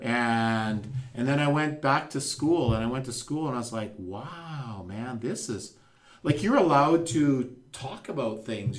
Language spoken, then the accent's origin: English; McBride, British Columbia, Canada; moved away; I'm from McBride